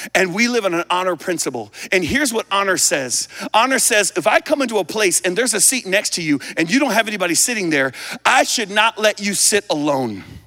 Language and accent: English; United States; also born or lived in Hong Kong; I'm still American